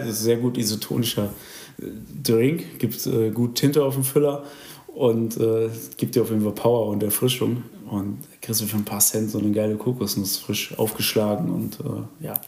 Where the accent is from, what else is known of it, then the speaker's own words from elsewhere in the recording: Germany; dass ich aus Deutschland komme